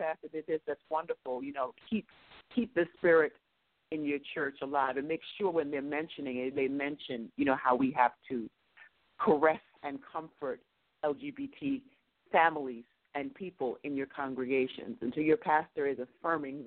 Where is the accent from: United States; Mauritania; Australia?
United States; I'm an American and African-American female